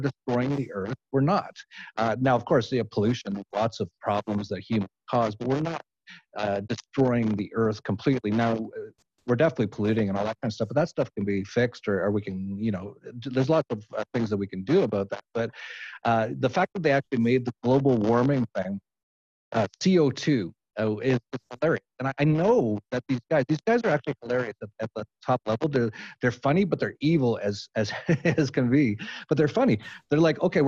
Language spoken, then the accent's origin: English; Edmonton, Alberta, Canada; moved away; I'm from Edmonton, Alberta.